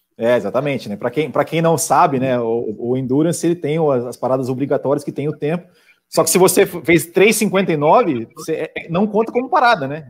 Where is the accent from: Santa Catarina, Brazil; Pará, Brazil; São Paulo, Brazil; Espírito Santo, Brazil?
Santa Catarina, Brazil; eu sou de Santa Catarina